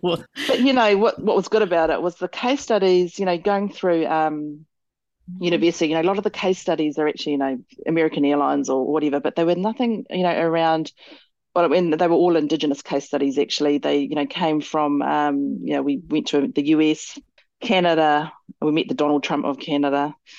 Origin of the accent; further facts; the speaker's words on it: Motueka, Tasman, New Zealand; I grew up here in Motueka